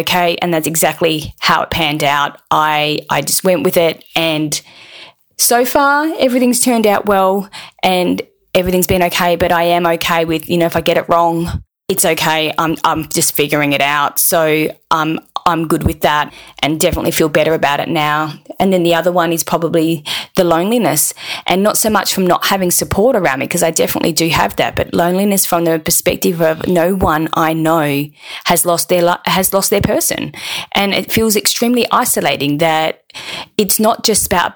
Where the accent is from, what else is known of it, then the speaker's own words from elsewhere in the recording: Perth, Western Australia, Australia; I'm 45 from Perth in Western Australia